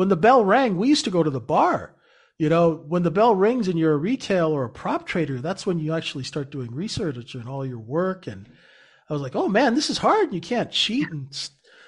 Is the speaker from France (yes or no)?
no; Canada; Cause I'm Canadian.